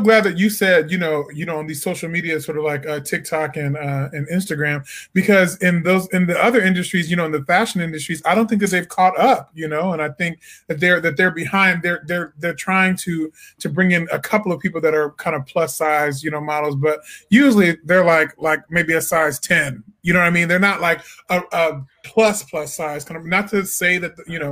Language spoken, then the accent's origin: English; Peoria, Illinois, United States; moved away as an adult; also born or lived in Edwardsville, Illinois; now in Washington, D.C., United States; I'm originally from Peoria, Illinois